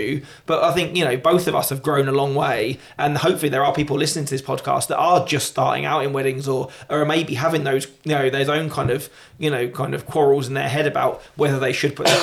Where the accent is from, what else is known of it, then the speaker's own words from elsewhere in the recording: United Kingdom; as British people